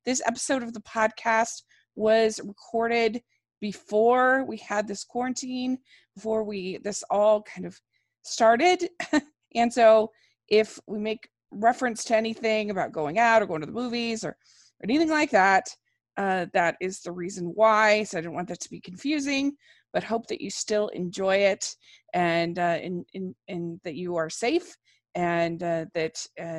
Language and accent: English; Frederick County, Maryland, United States; now in Salt Lake City, United States; So I live in near Salt Lake. But in high school, I was actually in Maryland. It was in Frederick County in Maryland